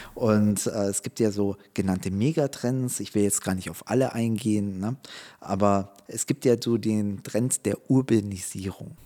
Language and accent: German; Munich, Bavaria, Germany; ich bin in München aufgewachsen